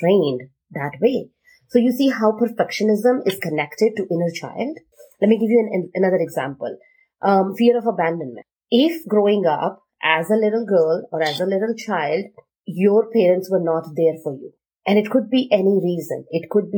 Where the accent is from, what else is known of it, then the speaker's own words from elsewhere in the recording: India; I am Indian